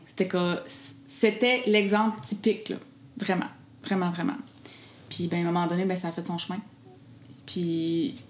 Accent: Gaspésie, Quebec, Canada; je viens de la Gaspésie

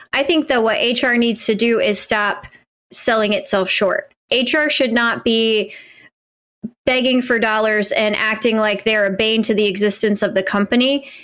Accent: Midwest, United States; as a, as a white Midwesterner

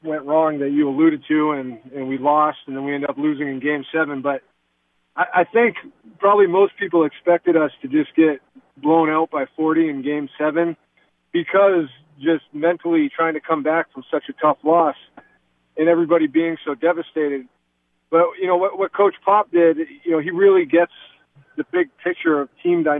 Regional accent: Concord, New Hampshire, United States; I'm from Concord, New Hampshire

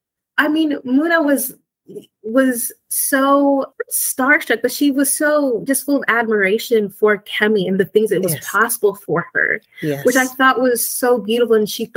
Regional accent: United States; accent: American; now in Spain; my American accent

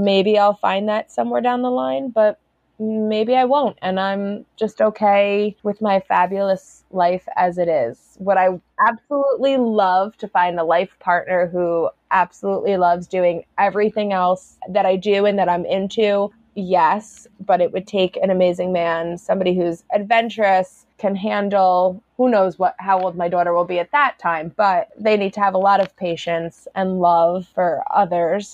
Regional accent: Woodbury Commons area, New York, United States; It was like a specific religious group that I grew up around in Woodbury Commons area

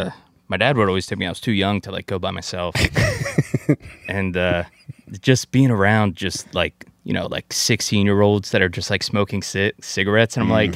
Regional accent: Voorhees, New Jersey, United States; now in Philadelphia, United States; I'm from South Jersey.

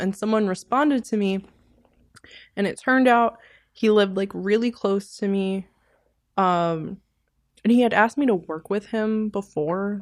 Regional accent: New York City, New York, United States; that's where I'm from. I'm from Sheepshead.

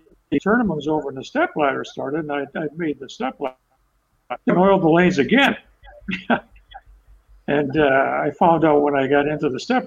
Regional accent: Ontario, Canada; moved away as an adult; now in Nova Scotia, Canada; I'm from Ontario

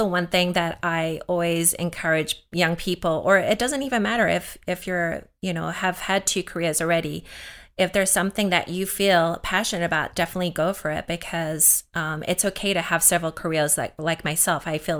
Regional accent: South Africa; So I grew up in South Africa, and there was definitely signs.

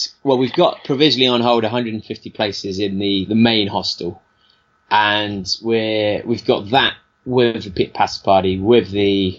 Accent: London, United Kingdom; being a Londoner

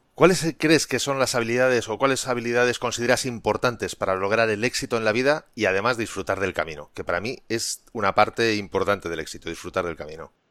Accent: Spain; a mí como, como español

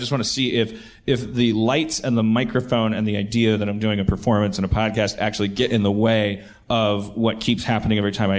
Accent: Milwaukee, Wisconsin, United States; I've noticed I'm from Milwaukee.

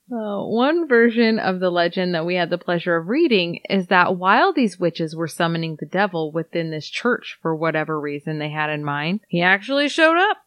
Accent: Iowa, United States; we're from Iowa

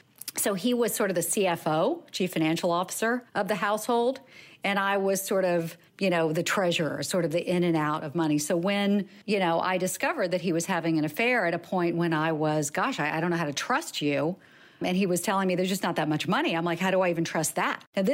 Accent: the South, United States; I grew up in the South as well.

